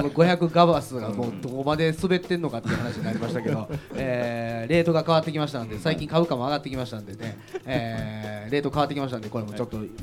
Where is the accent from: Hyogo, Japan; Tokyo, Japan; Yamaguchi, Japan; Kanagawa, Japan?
Hyogo, Japan; Kobe; born or raised there